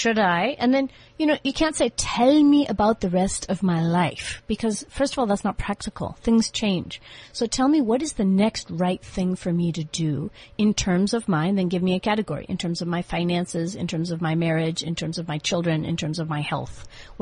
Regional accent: United States; moved away as an adult; now in South Africa; I'm from America. I was born in 1969.

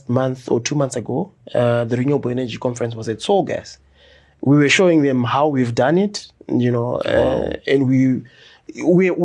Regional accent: Chitungwiza, Mashonaland East, Zimbabwe; I grew up in Chitungwiza. I went to Farai Primary School

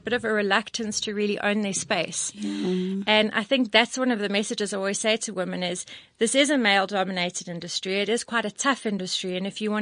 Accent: Johannesburg, Gauteng, South Africa; I'm a Joburg all through and through. And I love Joburg

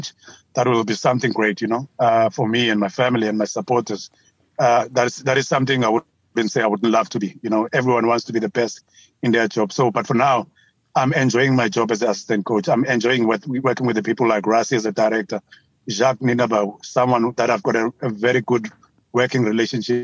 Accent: South Africa; you are South African

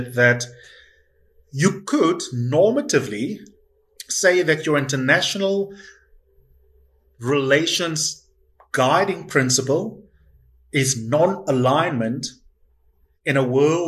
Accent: South Africa; as South African citizens

